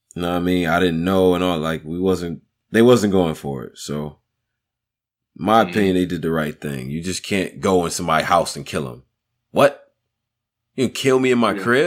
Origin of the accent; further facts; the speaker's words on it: Rochester, New York, United States; I'm from Rochester, New York.